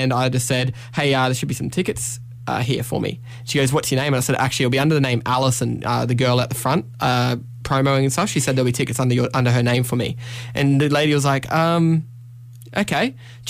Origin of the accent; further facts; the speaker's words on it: Queensland, Australia; moved away as an adult; now in New South Wales, Australia; So I'm from Queensland, obviously. I've lived there my whole life. This is the first time I've lived in New South Wales.